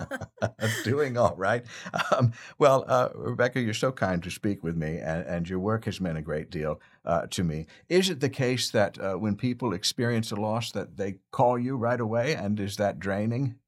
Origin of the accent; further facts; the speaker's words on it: West Chester, Pennsylvania, United States; I am from Westchester